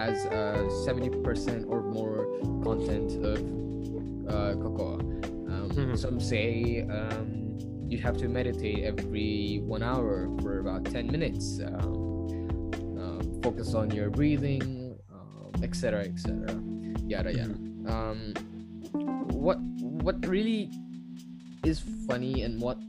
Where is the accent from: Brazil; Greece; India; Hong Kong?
India; being an Indian and going through the Indian curriculum, going through the Indian side of the standardized testing